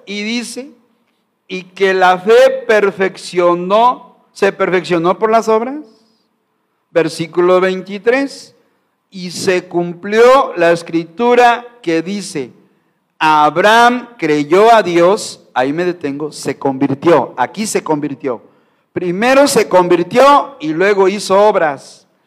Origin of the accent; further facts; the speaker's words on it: Mexico; como mexicano no puedo negar mi sangre, mi raza, mi pueblo